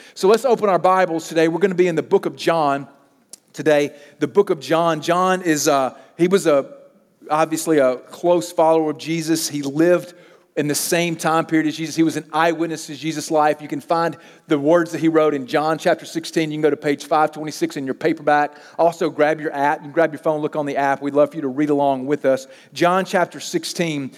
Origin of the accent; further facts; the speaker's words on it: Mississippi, United States; moved away as an adult; I grew up in Mississippi.